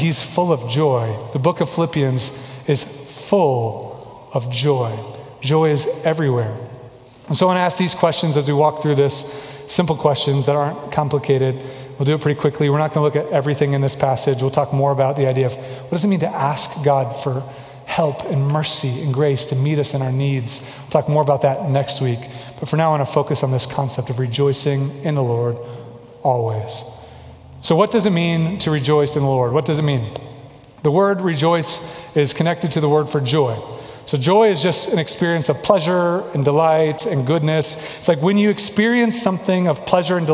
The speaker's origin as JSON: {"language": "English", "town": "Kansas City", "region": "Missouri", "country": "United States", "moved": "yes", "said": "I'm from Kansas City"}